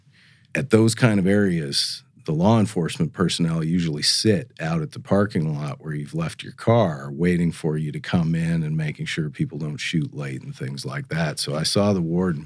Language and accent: English; Missoula, Montana, United States; moved away as an adult; also born or lived in Alaska; now in North Dakota, United States; I grew up in Missoula, Montana.